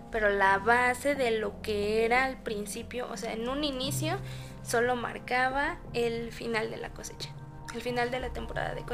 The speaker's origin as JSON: {"language": "Spanish", "country": "Mexico", "said": "pues finalmente las hemos adoptado creo que como mexicanos no podría"}